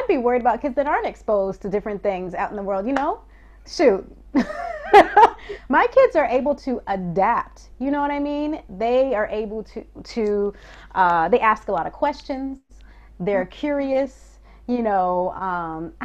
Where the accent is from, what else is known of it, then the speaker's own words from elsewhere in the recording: United States; moved away as an adult; now in Paris, France; being Black American, just Black from the diaspora